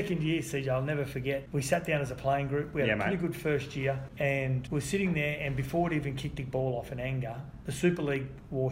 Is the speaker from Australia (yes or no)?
yes; Gold Coast, Queensland, Australia; growing up on the Gold Coast, I always thought I wanted to finish my whole career at the Gold Coast